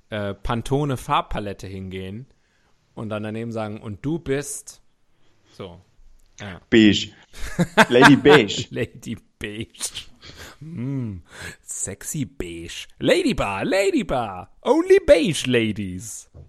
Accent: China; Ich bin ja schließlich in China aufgewachsen und ich weiß, wie es dort ist.

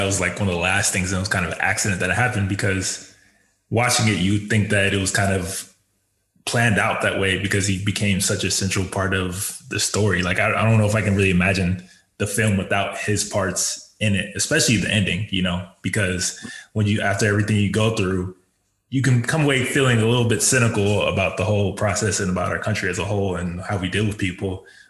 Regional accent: United States; as an American, as growing up being born and raised here, like you can take certain things for granted.

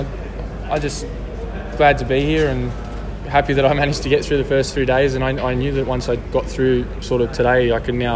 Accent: Sydney, New South Wales, Australia; I have heaps of family and friends here, and because it's my hometown

